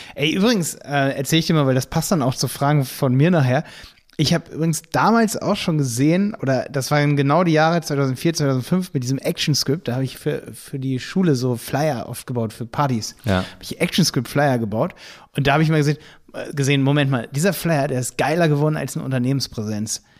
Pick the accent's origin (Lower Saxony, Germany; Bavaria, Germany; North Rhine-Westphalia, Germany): Lower Saxony, Germany; Hildesheim; ich komme aus Hildesheim bei Hannover